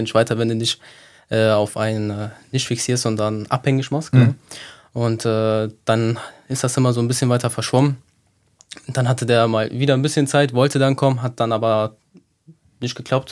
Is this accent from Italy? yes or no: yes; Sicily, Italy; now in Cologne, Germany; wie all die anderen Siziliener hier in Köln